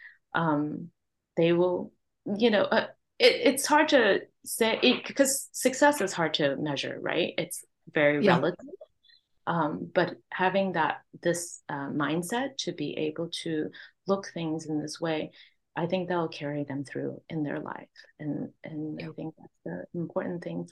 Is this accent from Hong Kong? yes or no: yes; Hong Kong; now in Vancouver, Canada; My parents, immigrant family, we immigrated. I was born in Hong Kong.